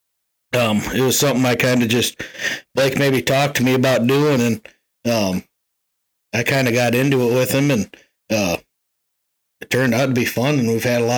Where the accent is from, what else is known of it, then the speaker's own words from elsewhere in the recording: Lakota, Iowa, United States; Yeah, I'm from Lakota, Iowa, born and raised.